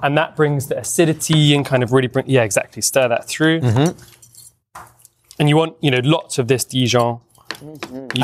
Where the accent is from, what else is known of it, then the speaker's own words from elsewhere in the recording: London, United Kingdom; moved away as an adult; now in England; I grew up in London